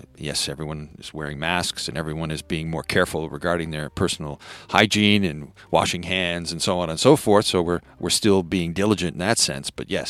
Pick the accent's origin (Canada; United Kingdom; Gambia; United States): Canada; I'm Canadian. So I can talk like this.